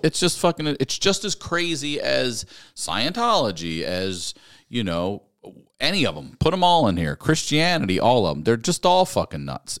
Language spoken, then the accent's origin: English; Baltimore, Maryland, United States; my hometown, my home